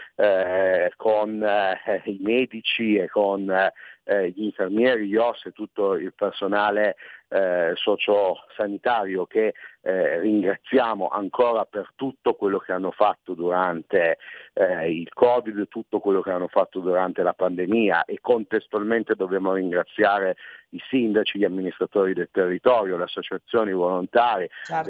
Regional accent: Piedmont, Italy; io sono piemontese

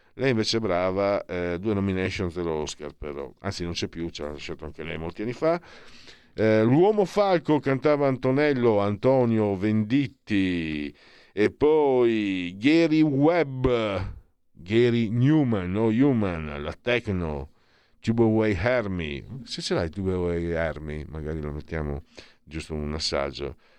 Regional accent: Friuli-Venezia Giulia, Italy; vengo dal Friuli

